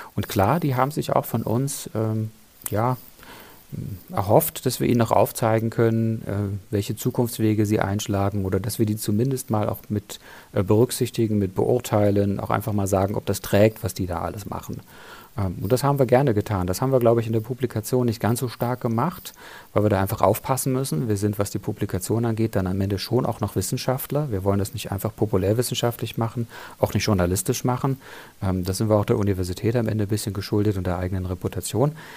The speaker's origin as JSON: {"language": "German", "country": "Germany", "said": "bei uns in Deutschland"}